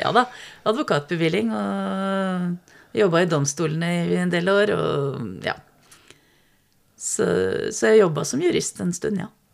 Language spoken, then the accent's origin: Norwegian; Strømmen, Akershus, Norway; Vokste opp på Strømmen like utafor Oslo